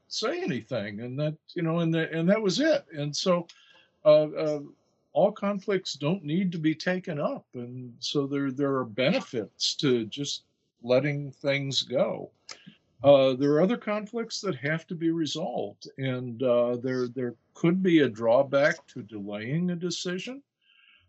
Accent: United States; I'm American

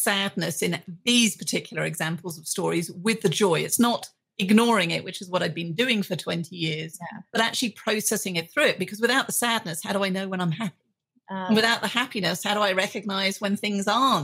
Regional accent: United Kingdom; being a British woman

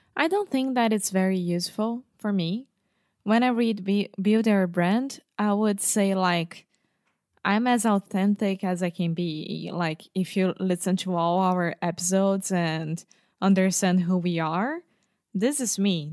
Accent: Brazil; I'm from Brazil, 29 years old

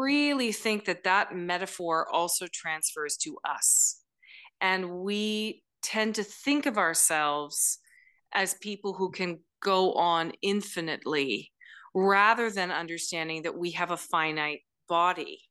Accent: Elora, Ontario, Canada; I grew up in Alora, Ontario

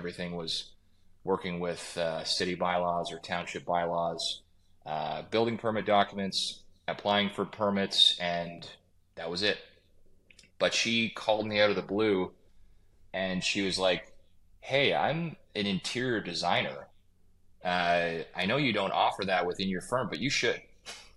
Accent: Kawartha Lakes, Ontario, Canada; also born or lived in Steamboat Springs / Lake Tahoe / British Columbia / Muskoka; now in Port Carling, Canada; I grew up in Kawartha Lakes, which is an hour and a half south of Muskoka

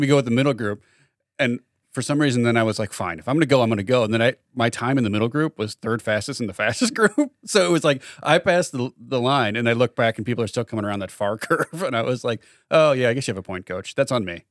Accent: Chicago, Illinois, United States; Those of us growing up in Chicago

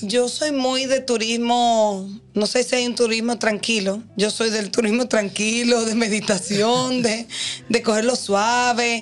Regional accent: Dominican Republic; nosotros como dominicanos

